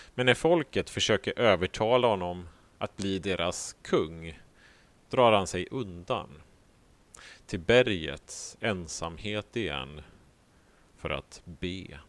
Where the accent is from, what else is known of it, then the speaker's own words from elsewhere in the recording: Sweden; som vi svenskar